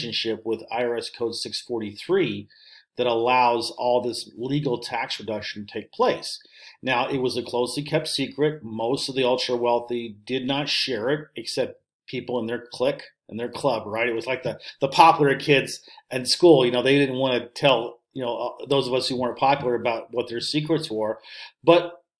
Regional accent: St. Louis, Missouri, United States; moved away as an adult; also born or lived in Russia / Finland; my hometown, St. Louis

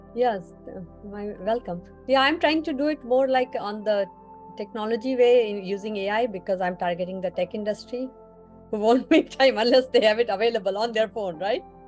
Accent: Kolkata, West Bengal, India; I'm from Calcutta, so I understand Bengali too

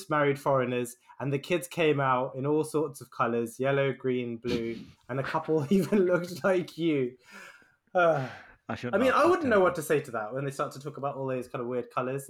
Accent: United Kingdom; especially, like, being a Brit, right?

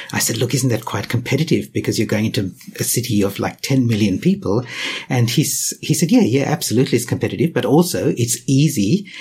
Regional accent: Western Australia, Australia; also born or lived in Sri Lanka; I was born in Sri Lanka, I've grown up in Australia

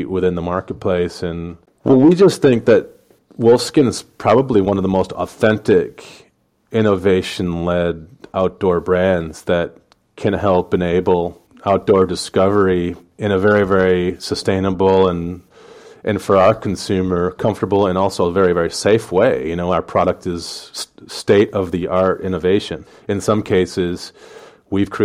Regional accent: Michigan, United States; moved away as an adult; also born or lived in Chicago, Illinois / Hong Kong / Shanghai; now in China; growing up in Michigan

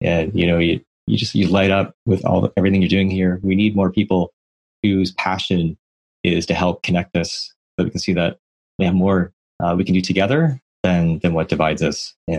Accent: Canada; I didn't even know that whole historical situation being Canadian.

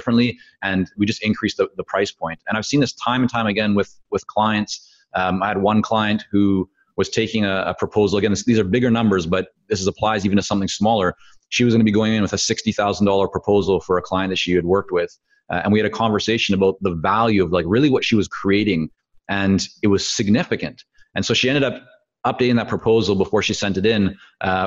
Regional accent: Vancouver, British Columbia, Canada; first language Hebrew; English is a second language; also born or lived in Toronto / Israel; I grew up in Vancouver. Well, I was born in Toronto. My parents moved us to Israel when I was very young. So my first language was actually Hebrew

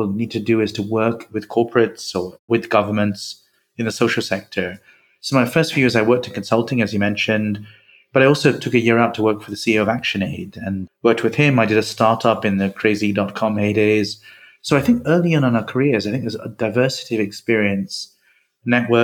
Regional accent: India; now in United Kingdom; I grew up in India, I think like yourself, spent many years there

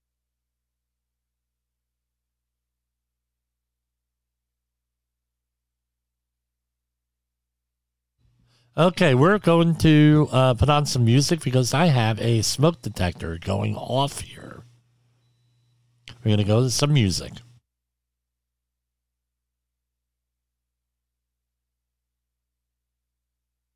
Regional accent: New Jersey, United States; I'm from New Jersey

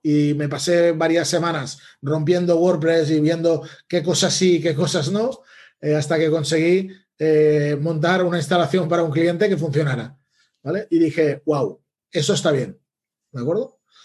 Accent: Les Borges Blanques, Catalonia, Spain; also born or lived in Barcelona; volver a Lleida, a mi ciudad, porque yo soy de Lleida. Bueno, soy de Les Borges Blanques, un pueblo o una ciudad pequeña al lado de, de Lleida

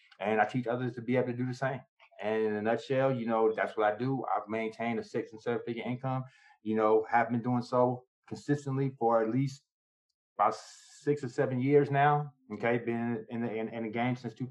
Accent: San Diego, California, United States; also born or lived in New York; I was born in New York, grew up in San Diego, California

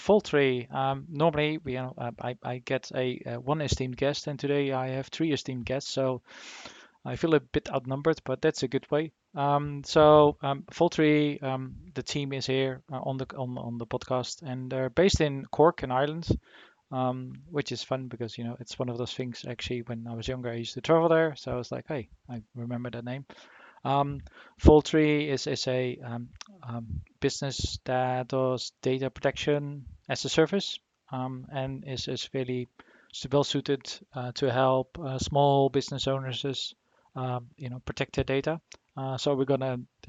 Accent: Netherlands; come myself from Netherlands

